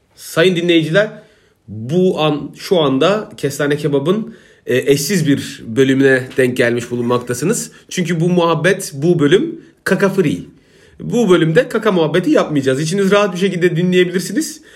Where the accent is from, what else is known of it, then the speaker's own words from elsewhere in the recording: Isparta, Turkey; now in Istanbul, Turkey; benim mem Isparta